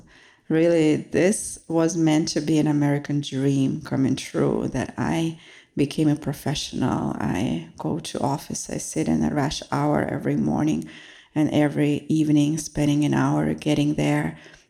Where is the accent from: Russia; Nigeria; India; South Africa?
Russia; moved away as an adult; now in United States; So I came from Russia to study and to become successful and to impress my family.